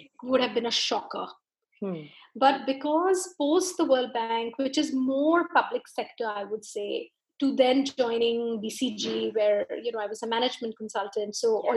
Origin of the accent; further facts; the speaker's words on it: India; being an Indian